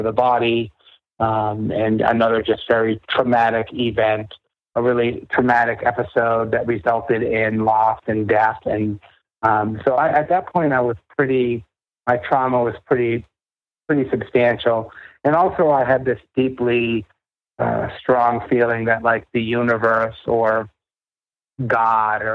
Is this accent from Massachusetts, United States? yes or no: yes; Boston, Massachusetts, United States; I grew up in New England. You know, I grew up in the Boston area